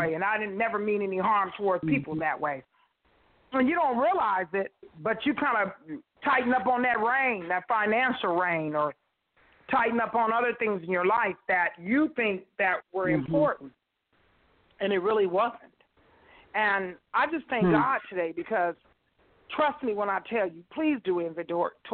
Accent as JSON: {"language": "English", "town": "Las Vegas", "region": "Nevada", "country": "United States", "moved": "yes", "said": "I'm from Las Vegas."}